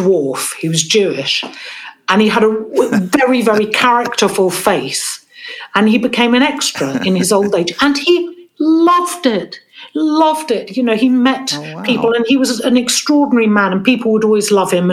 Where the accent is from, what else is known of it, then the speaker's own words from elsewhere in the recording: London, United Kingdom; I grew up in a place called East Sheen, which is just on the edge of London